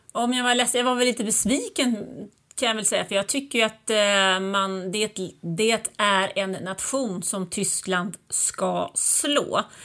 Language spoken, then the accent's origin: Swedish; Sweden; moved away; also born or lived in Germany; jag är ju född och uppvuxen i Sverige